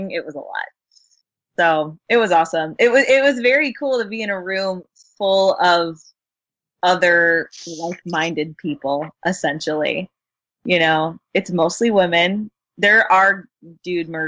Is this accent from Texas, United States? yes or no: yes; Houston, Texas, United States; I'm from Houston, okay? Like, we, it's not really a thing.